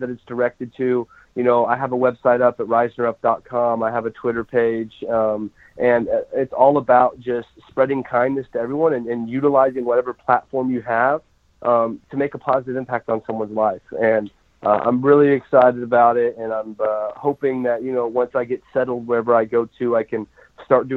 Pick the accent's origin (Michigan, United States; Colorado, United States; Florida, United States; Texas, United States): Colorado, United States; growing up in Colorado, watching the Denver Broncos